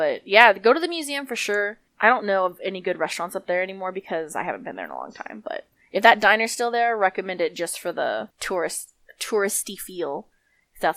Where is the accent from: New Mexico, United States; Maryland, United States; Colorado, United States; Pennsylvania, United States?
New Mexico, United States; we're from New Mexico